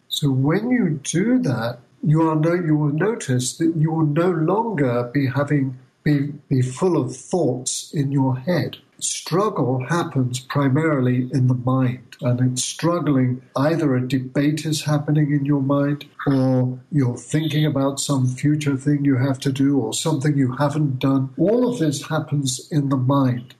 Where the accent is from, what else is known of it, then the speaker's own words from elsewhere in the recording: Bath, South West England, United Kingdom; moved away as an adult; now in United States; my hometown of Bath in England